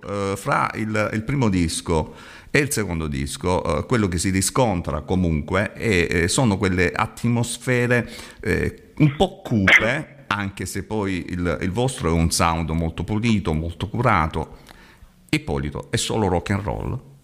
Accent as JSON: {"language": "Italian", "region": "Apulia", "country": "Italy", "said": "io sono pugliese. Qui in Puglia"}